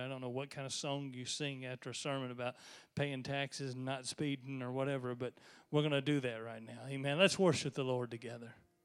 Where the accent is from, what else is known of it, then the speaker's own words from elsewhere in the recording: United States; I am devoutly American.